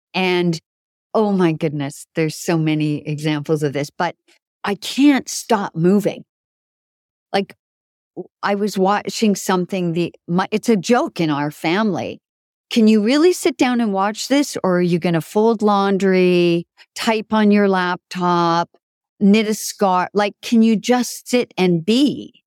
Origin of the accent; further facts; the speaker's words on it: Canada; also born or lived in Italy; now in New York City, United States; French is pretty good because I was raised in Canada.